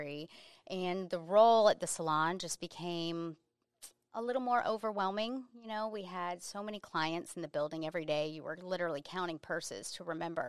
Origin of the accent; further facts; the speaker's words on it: Central Florida, United States; also born or lived in Jacksonville; Central Florida. So always Florida